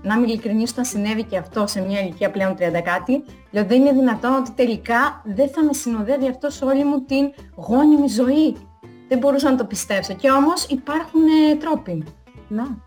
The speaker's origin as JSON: {"language": "Greek", "region": "Crete", "country": "Greece", "moved": "as an adult", "lives_now": "Italy", "said": "κατάγομαι από Κρήτη"}